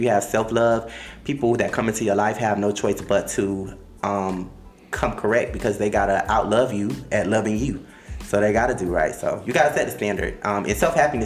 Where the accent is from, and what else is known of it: Miami, Florida, United States; accent: Miami accent